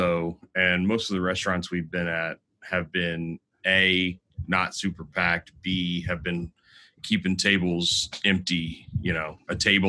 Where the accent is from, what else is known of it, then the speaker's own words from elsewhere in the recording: Galveston, Texas, United States; I'm from Galveston